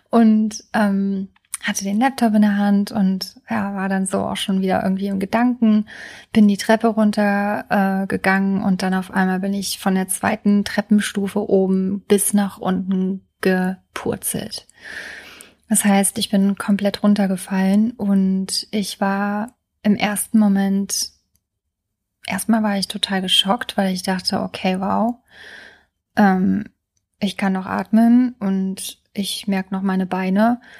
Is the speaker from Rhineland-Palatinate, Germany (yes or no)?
yes; Trier, Rhineland-Palatinate, Germany; ich hatte jetzt die letzten Tage in meiner alten Heimat in Trier verbracht, in dem Haus von meinem Freund.